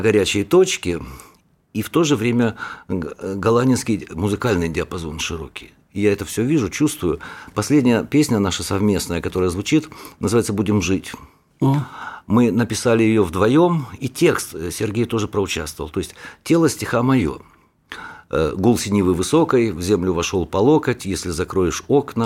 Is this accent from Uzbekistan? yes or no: no; Donbas, Ukraine; вот моя родина. Там убивают, вот у меня на родине убивают детей, стариков